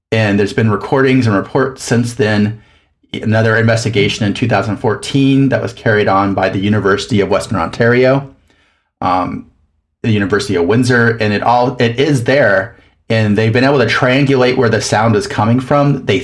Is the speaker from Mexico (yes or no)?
yes; southern Mexico, Mexico; also born or lived in Louisiana; now in Minneapolis, United States; I'm originally from Louisiana, grew up in southern Mexico, and then went to a bunch of different schools